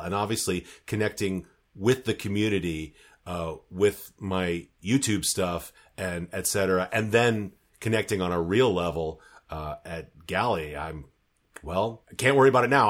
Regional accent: United States; moved away; I'm still American enough in my ears

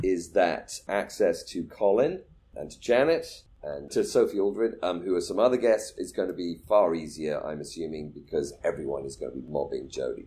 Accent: United Kingdom; moved away; my home country, Britain

